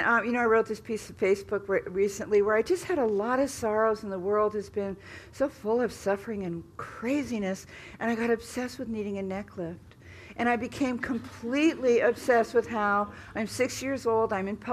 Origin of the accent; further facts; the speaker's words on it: California, United States; I grew up in California